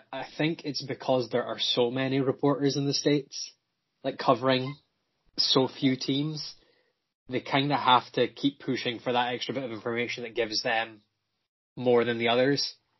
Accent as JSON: {"language": "English", "country": "United Kingdom", "said": "because I'm British."}